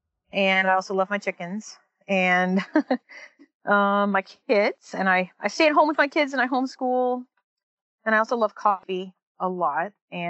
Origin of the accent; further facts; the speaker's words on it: Seattle, Washington, United States; now in Hickory, United States; I'm a transplant from Seattle, but I've also lived all over the country, like literally several major cities. But I really feel at home in Hickory